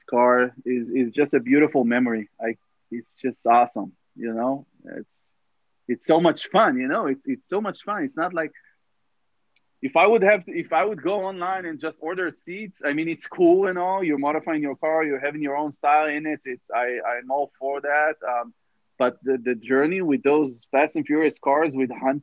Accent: Israel; moved away as an adult; also born or lived in Tel Aviv, Israel; now in Los Angeles, United States; growing up in Israel, as a kid in the 90s

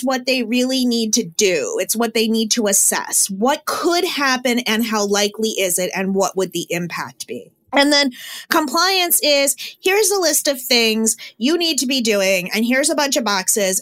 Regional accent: Connecticut, United States; I'm from Connecticut.

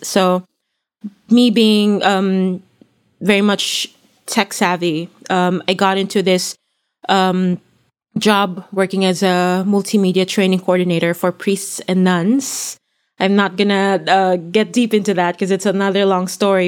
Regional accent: Philippines; moved away as an adult; I come from the Philippines

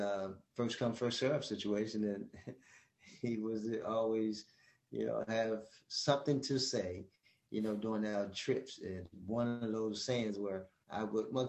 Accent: Baltimore, Maryland, United States; a town that's pretty much like your backyard, growing up in Baltimore

